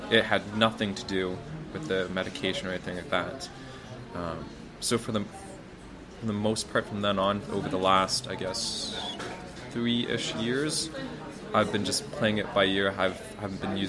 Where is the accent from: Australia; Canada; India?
Canada; moved away as an adult; also born or lived in Hungary / China / Netherlands; now in Poland; I am from Canada.